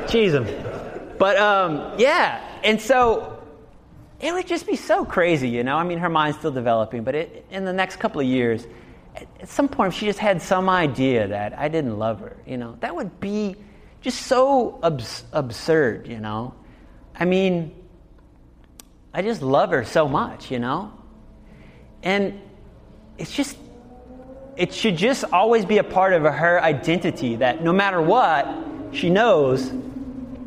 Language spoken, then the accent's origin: English; New Orleans, Louisiana, United States; moved away; also born or lived in Berlin; I'm originally from New Orleans